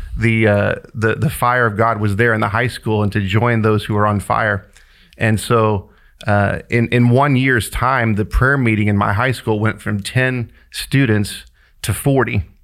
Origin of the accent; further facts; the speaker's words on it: Kansas City, Kansas, United States; moved away; I grew up in Wyandotte County in Kansas City, Kansas